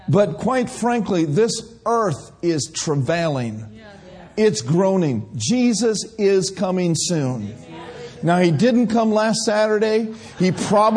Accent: Minnesota, United States; moved away; I grew up in Minnesota

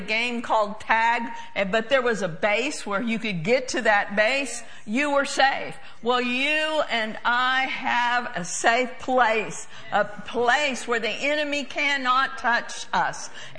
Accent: Oklahoma, United States; I've heard it before growing up in Oklahoma.

